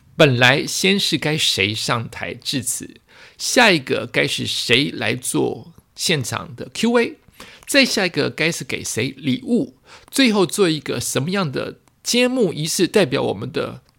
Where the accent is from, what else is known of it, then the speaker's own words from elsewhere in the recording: Taiwan; 我们台湾人